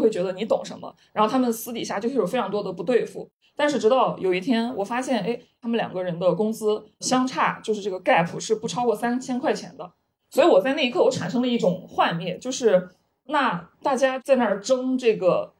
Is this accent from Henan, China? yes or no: yes; Henan, China; moved away; 二本出身呀，还有就是我也是来自河南一个就十八线小镇，就这样一个地方